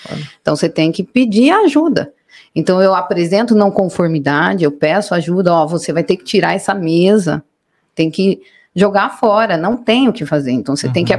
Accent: Mairinque, São Paulo, Brazil; also born or lived in São Roque; Nascidas e crescidas em Mairink

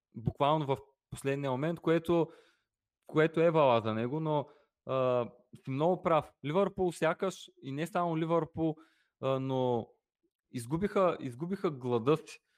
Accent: Bulgaria; ние при всичко сме българи

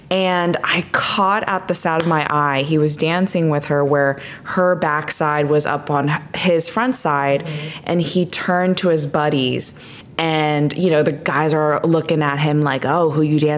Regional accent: District of Columbia, United States; also born or lived in Chicago; growing up in D- the DC area for me, very big metropolitan areas

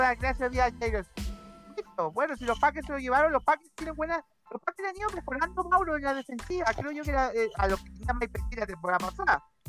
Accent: Chile; nosotros que somos chilenos.

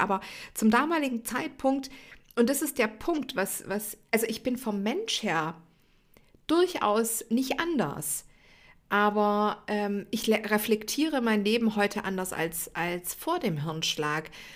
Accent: Stuttgart area, Baden-Württemberg, Germany; wer im Stuttgarter Raum aufgewachsen ist, kennt die Geschichte vielleicht oder zumindest mal den Arbeitgeber. Ich sage immer, ich bin mit dem Stern auf der Stirn aufgewachsen

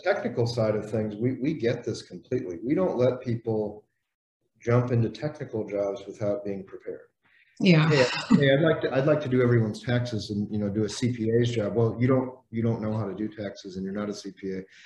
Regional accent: Indiana, United States; I grew up in Indiana.

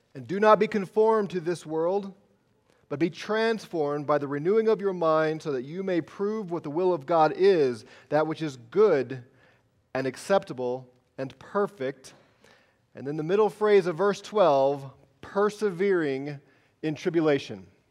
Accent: United States; I'm American

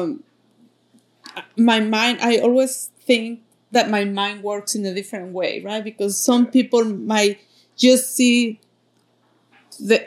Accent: Mexico City, Mexico; English is a second language; moved away as an adult; now in United States; I am coming from Mexico City. That's where I was born, and I came here

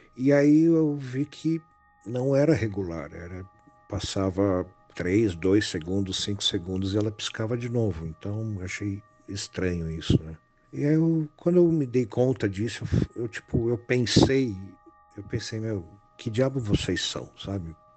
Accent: Santana de Parnaíba, São Paulo, Brazil; E lá eu passei toda a minha infância, meus avós são de lá

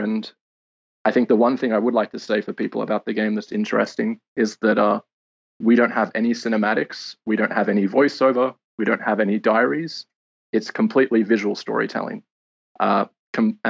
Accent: Sydney, New South Wales, Australia; moved away as an adult; also born or lived in London; I'm Australian, originally from Sydney.

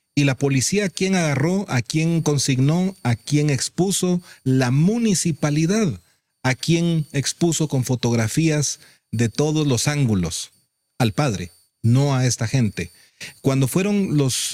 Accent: Guatemala; todos somos guatemaltecos

